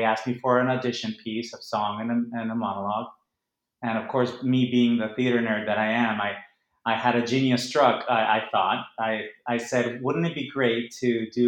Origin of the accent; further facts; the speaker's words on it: Monterrey, Nuevo León, Mexico; first language Spanish; English is a second language; moved away; I grew up in Monterrey, which is north of Mexico. I was born and raised there